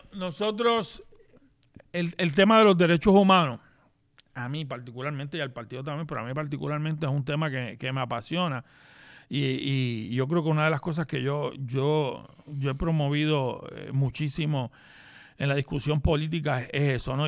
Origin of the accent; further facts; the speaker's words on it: Gurabo, Puerto Rico; mi pueblo de Gurao